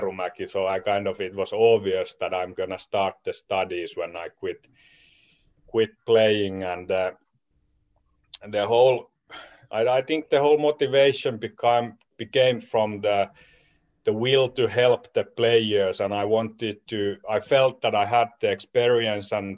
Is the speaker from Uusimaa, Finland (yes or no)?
yes; Espoo, Uusimaa, Finland; I'm originally from Espoo, Finland